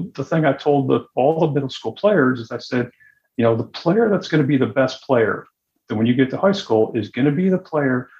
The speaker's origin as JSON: {"language": "English", "town": "Syracuse", "region": "New York", "country": "United States", "tie": "born or raised there", "moved": "as an adult", "said": "I grew up in Syracuse, New York, where there weren't many tennis players"}